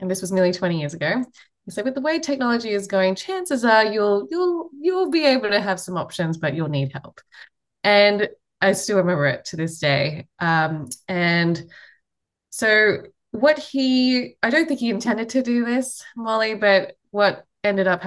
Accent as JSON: {"language": "English", "country": "Australia", "accent": "Australian", "moved": "as an adult", "lives_now": "United States", "said": "I'm from Australia, if you can't tell from the accent. So I fled Australia all the way to the US, coming up to maybe 14, 15 years ago now."}